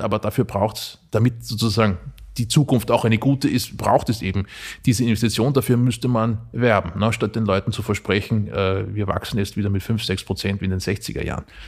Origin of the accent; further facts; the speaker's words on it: Mühlviertel, Upper Austria, Austria; meine Heimat Oberösterreich schaut, na, ins, ins Mühlviertel